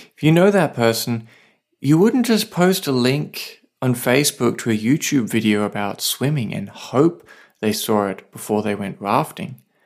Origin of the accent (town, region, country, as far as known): Australia; now in Saipan, Northern Mariana Islands